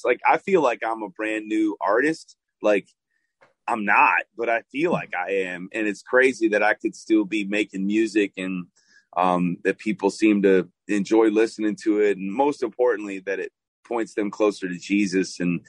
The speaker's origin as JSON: {"language": "English", "town": "Chicago", "region": "Illinois", "country": "United States", "lives_now": "Nashville, United States", "said": "I moved to Nashville from Chicago, Illinois, and I started to sound more Southern."}